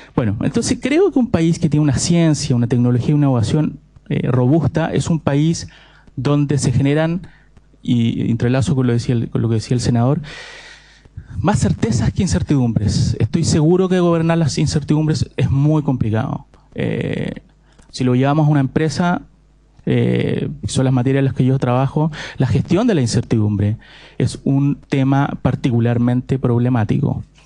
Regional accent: Santiago, Santiago Metropolitan Region, Chile; moved away; Yo soy santiaguino a todo esto. Soy un sureño en, formación

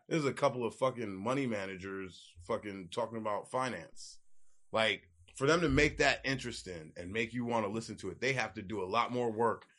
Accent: New York City, New York, United States; moved away; I'm from New York, so I grew up playing hockey

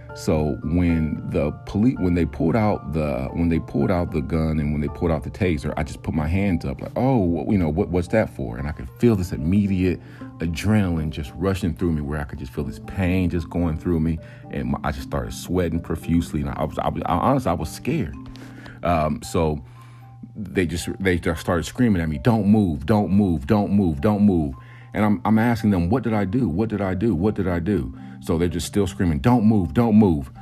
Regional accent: United States; I'm an American

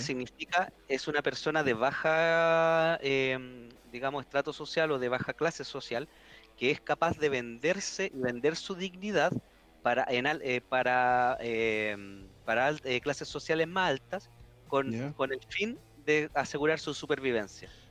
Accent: Chile

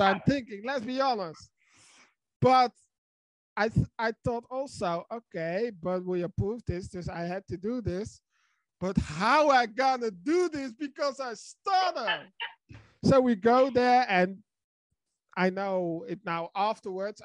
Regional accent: Netherlands; I'm from the Netherlands

